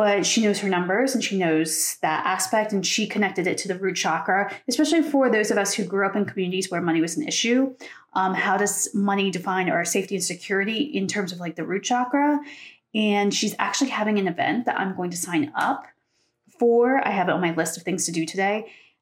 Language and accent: English; Pennsylvania, United States; where I grew up in Pennsylvania